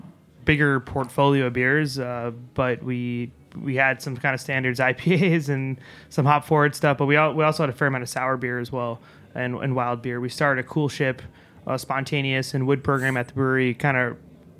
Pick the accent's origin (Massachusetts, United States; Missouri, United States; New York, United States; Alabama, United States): New York, United States; we're both from New York here